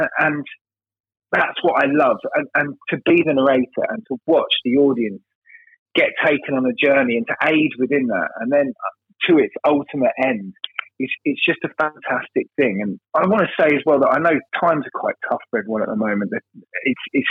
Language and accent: English; London, United Kingdom; I'm as you can hear, I'm from London. But I'm from a working class part of London